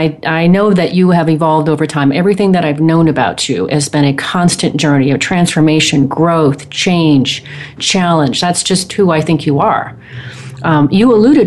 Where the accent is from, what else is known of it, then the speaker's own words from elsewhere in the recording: Portland, Oregon, United States; I grew up in, I spent many years in Portland, Oregon.